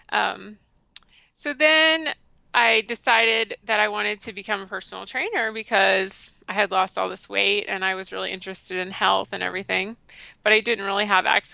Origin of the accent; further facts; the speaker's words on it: the South, United States; I grew up in the South and I grew up eating crappy standard American